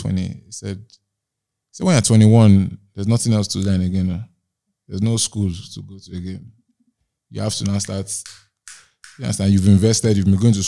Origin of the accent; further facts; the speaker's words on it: Nigeria; Growing up in Nigeria